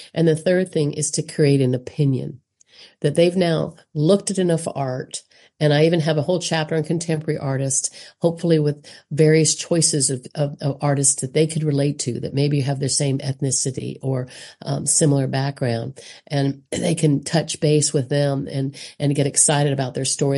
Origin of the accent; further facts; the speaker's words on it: South Carolina, United States; I'm obviously American from South Carolina and on the East Coast